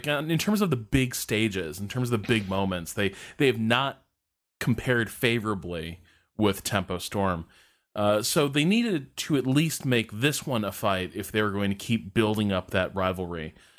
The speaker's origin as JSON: {"language": "English", "town": "Chicago", "region": "Illinois", "country": "United States", "said": "we're both from Chicago"}